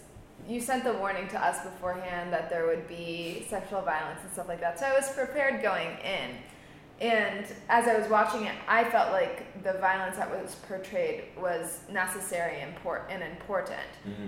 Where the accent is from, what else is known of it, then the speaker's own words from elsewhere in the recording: Georgia, United States; I grew up in Georgia.